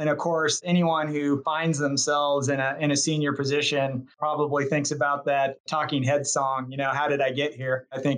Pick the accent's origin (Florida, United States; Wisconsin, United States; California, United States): California, United States; Chico; I actually grew up in Chico, California, and that's a small farming community in the Northern Valley, north of Sacramento